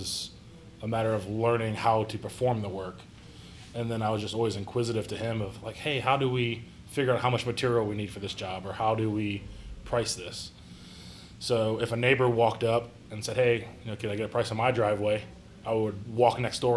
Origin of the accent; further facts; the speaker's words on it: Perry, Ohio, United States; also born or lived in Columbus, Ohio; graduated high school, a little town called Perry, east of Cleveland